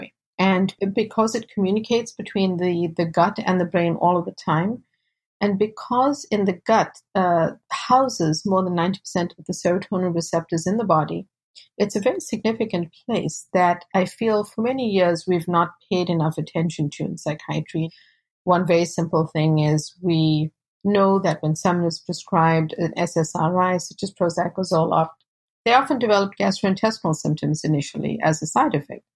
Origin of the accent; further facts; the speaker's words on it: South Africa; now in United States; I was born and raised in South Africa to South Asian parents and fourth generation